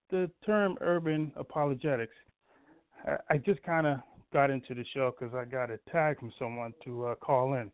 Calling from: Massachusetts, United States; calling from Massachusetts.

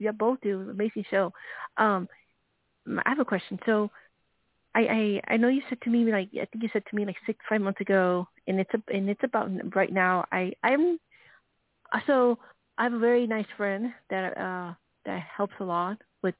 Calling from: Arizona, United States

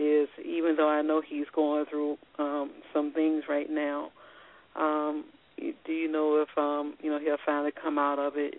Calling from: Virginia, United States; I'm calling from Virginia.

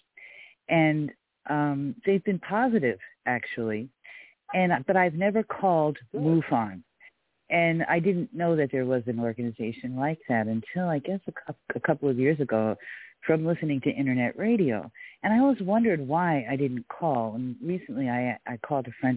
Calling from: San Diego, California, United States; I'm calling from San Diego

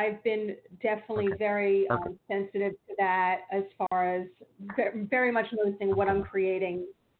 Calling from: New Jersey, United States; from New Jersey.

